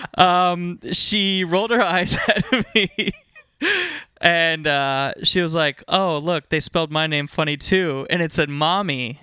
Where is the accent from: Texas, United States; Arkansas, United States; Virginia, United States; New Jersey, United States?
Virginia, United States; Northern; I was, uh, born and raised in Northern Virginia.